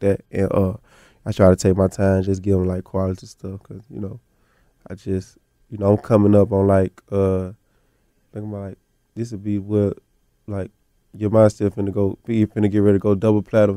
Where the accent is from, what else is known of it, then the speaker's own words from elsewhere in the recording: the South, United States; being from the South